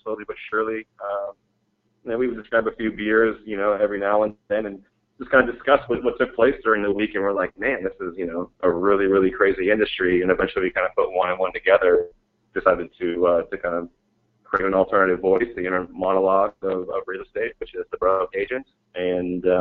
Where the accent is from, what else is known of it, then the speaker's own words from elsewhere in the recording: Mesa, Arizona, United States; moved away; also born or lived in San Diego; We're actually both from Arizona. I was born in Mesa